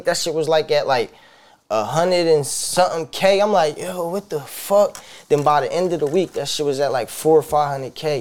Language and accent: English; New Jersey, United States; also born or lived in Philadelphia, Pennsylvania; I'm from Philly, but at a young age, I moved over Jersey, you feel me, with my grandma. Mm. Like, that's who I was, like, mostly raised with, like, my grandma